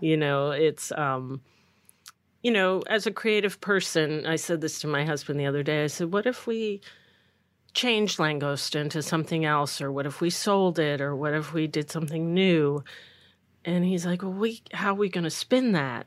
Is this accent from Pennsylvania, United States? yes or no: no; Belmar, New Jersey, United States; I grew up in Belmar, and my father had real estate in Asbury, and I knew Asbury well